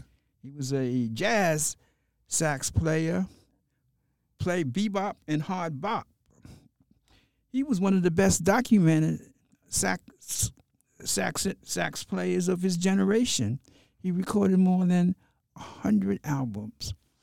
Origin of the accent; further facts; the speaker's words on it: New York City, New York, United States; also born or lived in Harlem, New York; I was actually born in Harlem Hospital, and then at the age of two, my family moved into Brooklyn, into the Mossy Projects.